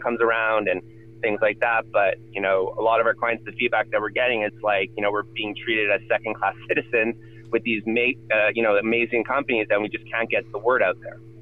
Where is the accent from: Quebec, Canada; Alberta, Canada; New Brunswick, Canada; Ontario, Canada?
Quebec, Canada; Montreal; I'm originally from Montreal